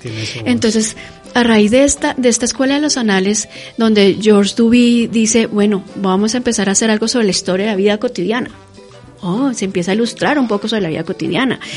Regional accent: Colombia; nosotros como colombianos

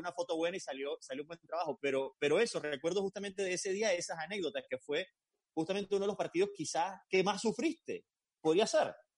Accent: Venezuela; now in Miami, United States; me incluyo como venezolano y como periodista

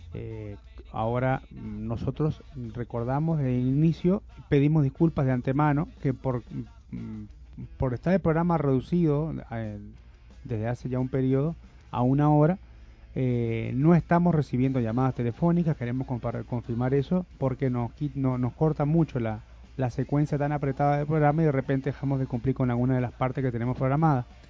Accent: Uruguay; now in Venezuela; en Uruguay, en mi país natal.

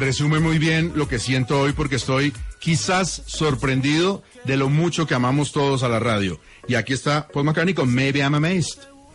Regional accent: Colombia; Siempre somos así los colombianos, cariñosos

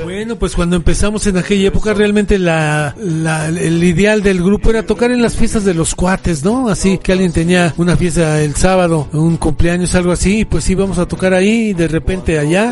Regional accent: Mexico City, Mexico; soy originario de aquí del Distrito Federal. Hace más de tres décadas que vivo aquí en Coyoacán

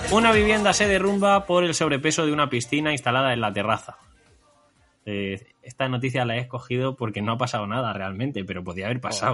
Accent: Talavera de la Reina, Castilla-La Mancha, Spain; moved away; aquí en mi tierra, en mi casa

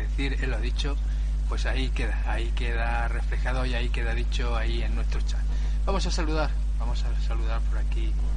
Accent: Peñarroya-Pueblonuevo, Andalusia, Spain; now in Barcelona, Spain; de Peñarroyo, Peñarroya, Nuevo Córdoba, residente en la ciudad Condá, Barcelona

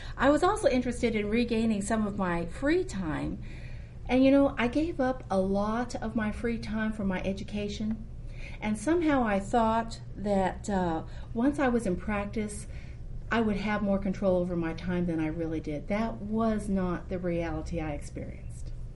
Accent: Houston, Texas, United States; Rice University in Houston, where I was raised

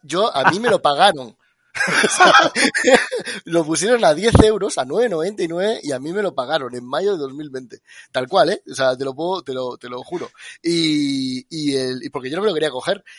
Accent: Extremadura, Spain; yo soy extremeño

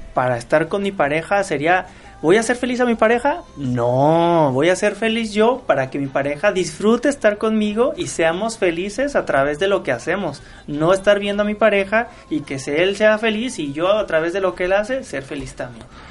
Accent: Mexico; como buen mexicano

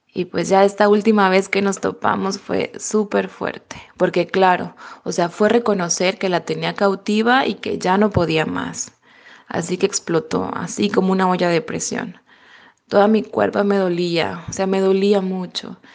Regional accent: Mexico; moved away as an adult; now in Germany; soy mexicana

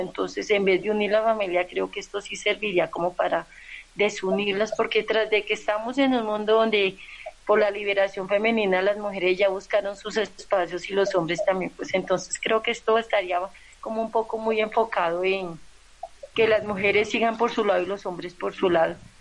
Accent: Santander, Colombia; Yo soy de, de Santander Nacional

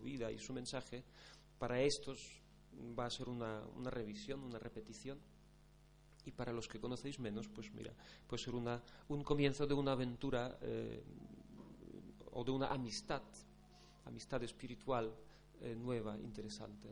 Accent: Poland; moved away as an adult; now in Spain; yo llevo nueve años en España aunque no, es que sea de origen polaco, como dijo Carmen, sino soy polaco

